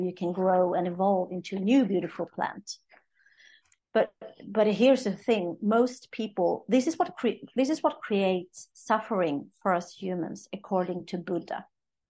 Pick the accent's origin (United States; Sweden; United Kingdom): Sweden; I'm from Sweden